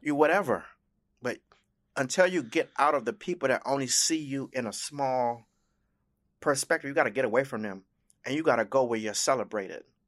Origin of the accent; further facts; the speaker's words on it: Miami, Florida, United States; I was born in South Florida, in Miami, but my, um, life's journey has taken me all over the world